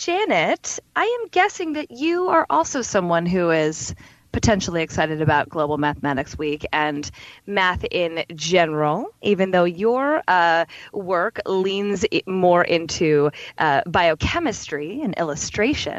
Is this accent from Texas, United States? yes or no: no; San Francisco, California, United States; my hometown of San Francisco